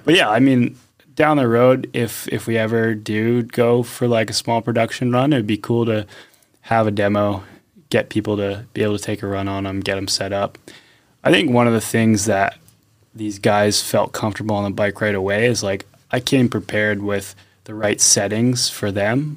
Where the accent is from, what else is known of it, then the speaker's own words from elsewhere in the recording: Pennsylvania, United States; moved away as an adult; now in North Carolina, United States; I grew up in Pennsylvania